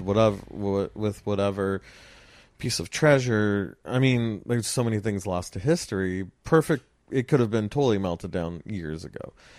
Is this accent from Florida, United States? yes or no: no; Los Angeles, California, United States; I grew up in Los Angeles